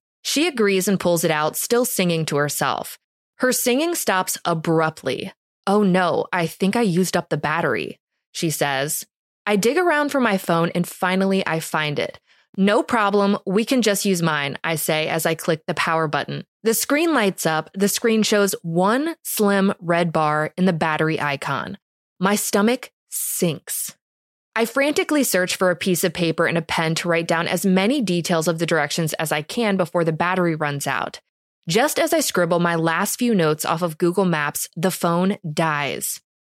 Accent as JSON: {"language": "English", "region": "Minnesota", "country": "United States", "said": "I'm originally from Minnesota, so moving out to the East Coast, I was desperate to latch on to any friendship I could manage"}